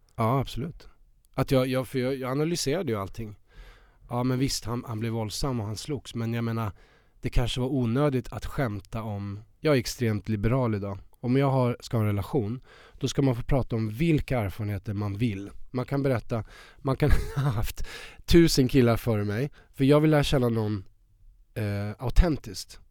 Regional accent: Värmland, Sweden; moved away as an adult; now in Stockholm, Sweden; så kommer jag från Värmland. Jag var 19 år

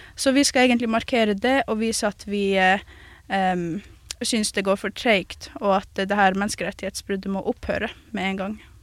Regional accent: Kautokeino, Finnmark, Norway; jeg vokste opp i en plass som Kautokeino

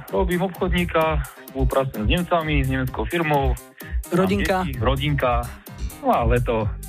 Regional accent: Martin, Žilina Region, Slovakia; keď som z Martina

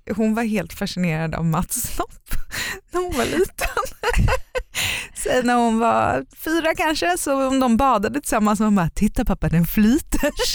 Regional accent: Sweden; moved away; also born or lived in United States; vi var ju hemma i Sverige varje sommar

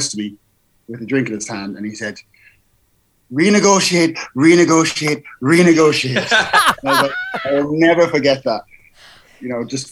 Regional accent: Ireland; as an Irish person

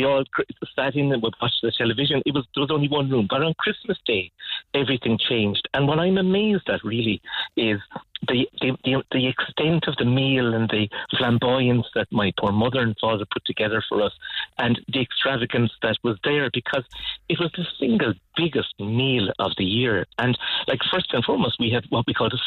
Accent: Cork, Munster, Ireland; I grew up in Ballinlock in typical suburbia

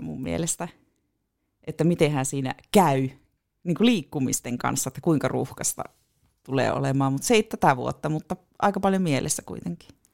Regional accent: Puolanka, North Ostrobothnia, Finland; also born or lived in Tornio; now in Oulu, Finland; minä oon Puolangalta kotoisin

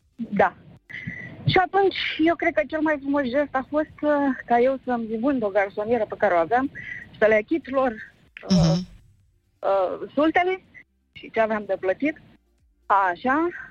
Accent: Călărași, Călărași County, Romania; now in Bucharest, Romania; vă sun acum din București, eu de fapt sunt din Călăraș

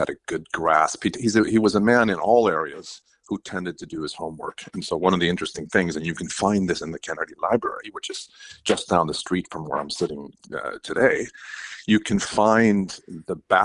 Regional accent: Sweden; now in United States; I'm originally from Sweden

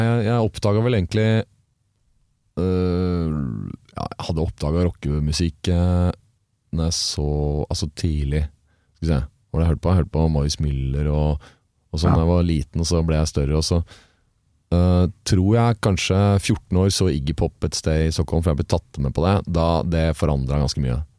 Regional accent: Oslo, Norway; Jeg vokste opp på eh, vest, Oslos vestkant, like ah, ja. ved unnarennet på Hoppbakken

